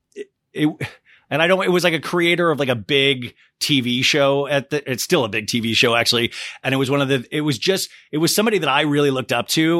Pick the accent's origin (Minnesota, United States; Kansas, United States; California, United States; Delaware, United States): Kansas, United States; Olathe; as a little kid, I grew up in Olathe, Kansas